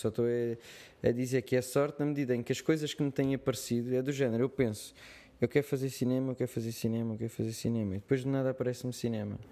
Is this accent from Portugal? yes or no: yes; Portugal; accent: Portuguese; eu tenho o meu sotaque português